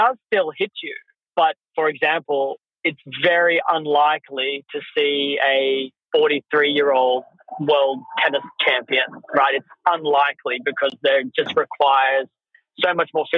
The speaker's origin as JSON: {"language": "English", "country": "Australia", "said": "I'm from Australia"}